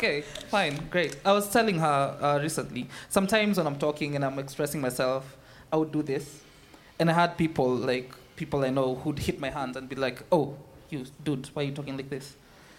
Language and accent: English; Murang'a, Murang'a County, Kenya; I grew up in Murang'a. I'm a typical Kikuyu. I've been raised in the Bundus.